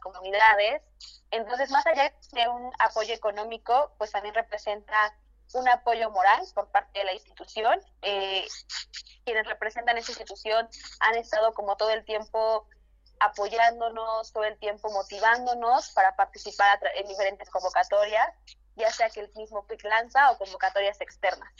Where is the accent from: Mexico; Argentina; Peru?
Mexico; Santiago Matatlán, Oaxaca; first language Zapotec; Spanish is a second language; now in Mexico City, Mexico